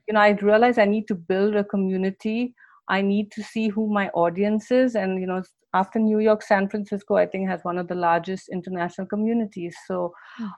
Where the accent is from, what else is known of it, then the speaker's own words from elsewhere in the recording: India; moved away as an adult; now in United States; I grew up in India